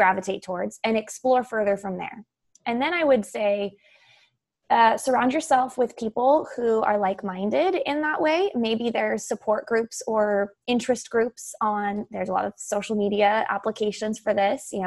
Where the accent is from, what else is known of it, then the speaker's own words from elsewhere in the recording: San Diego, California, United States; I grew up in San Diego, California